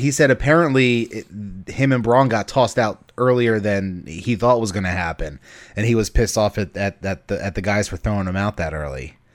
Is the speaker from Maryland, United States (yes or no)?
yes; Baltimore, Maryland, United States; I'm from Baltimore